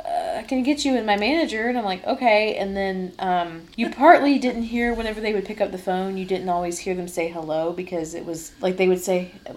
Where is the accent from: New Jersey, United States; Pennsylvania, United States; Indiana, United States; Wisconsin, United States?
Indiana, United States; Because we didn't have them in my home state.